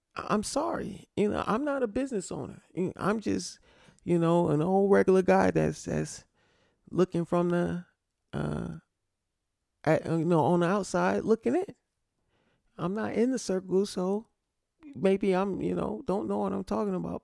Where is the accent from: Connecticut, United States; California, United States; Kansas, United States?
Connecticut, United States; I'm from Connecticut.